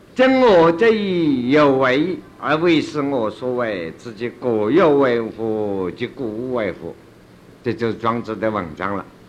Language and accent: Chinese; China; 我们中国人说禅宗